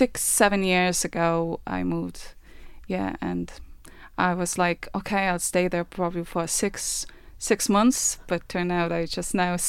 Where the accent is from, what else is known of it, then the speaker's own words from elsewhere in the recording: Kaunas, Kaunas County, Lithuania; moved away as an adult; now in Ireland; I'm from Kaunas, which is second city.